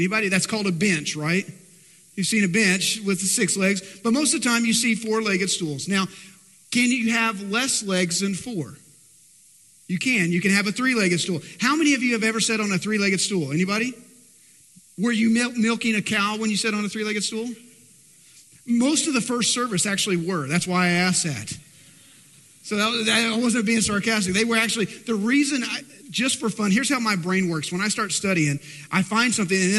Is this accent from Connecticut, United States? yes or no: no; Texas, United States; I live in Texas and born and bred Texan